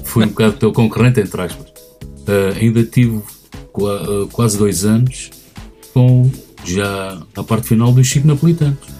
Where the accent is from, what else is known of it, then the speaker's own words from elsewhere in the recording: Nazaré, Centro, Portugal; aqui na Nazaré